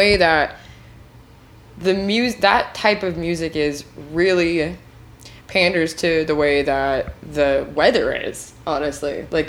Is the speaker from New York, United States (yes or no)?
no; Washington, United States; moved away; I'm from Washington, but I grew up 3 hours north of Aberdeen.